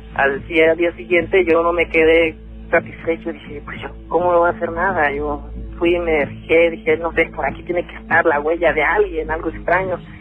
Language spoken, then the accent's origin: Spanish; León, Guanajuato, Mexico; also born or lived in northern California; now in United States; yo soy de León, Guanajuato